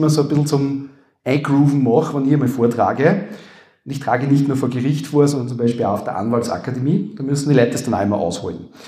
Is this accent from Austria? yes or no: yes; Upper Austria, Austria; accent: Upper Austrian; man hört das an meinem Akzent, glaube ich, ganz gut, wie gesagt, Oberösterreich